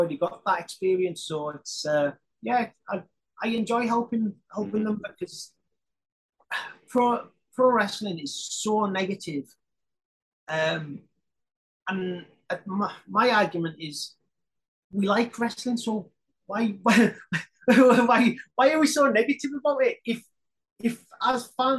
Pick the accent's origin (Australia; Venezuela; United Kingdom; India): United Kingdom; Carlisle, North West England; I'm from Carlisle